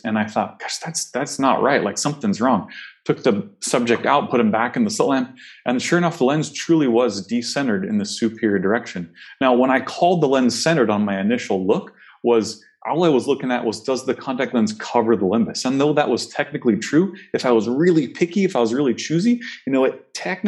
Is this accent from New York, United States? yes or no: no; Oregon, United States; Oregon's home for me. It's where I grew up, spent undergrad, and went to optometry school here at Pacific